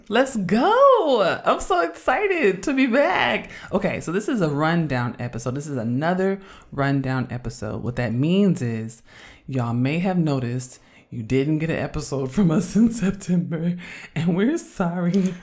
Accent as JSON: {"language": "English", "town": "Oakland", "region": "California", "country": "United States", "tie": "born or raised there", "also_born_or_lived": "Chicago", "moved": "as an adult", "said": "I'm from Oakland"}